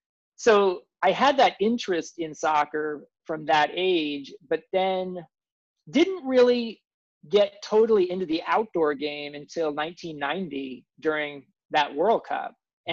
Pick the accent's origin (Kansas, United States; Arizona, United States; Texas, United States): Kansas, United States; Kansas City; I grew up in Kansas City on the Kansas side.